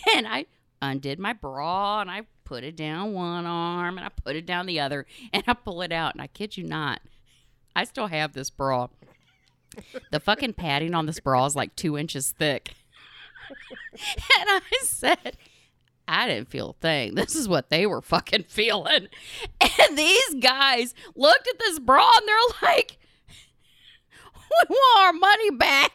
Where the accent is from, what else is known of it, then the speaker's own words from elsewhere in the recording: Midwest, United States; we're from the Midwest. I'm surrounded by corn and soybeans